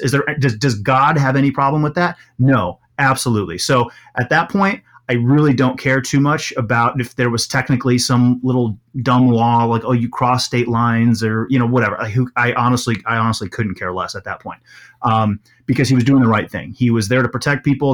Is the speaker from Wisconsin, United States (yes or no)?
yes; Milwaukee, Wisconsin, United States; also born or lived in Kenosha, Wisconsin; most of my childhood was in, was in, uh, Milwaukee proper.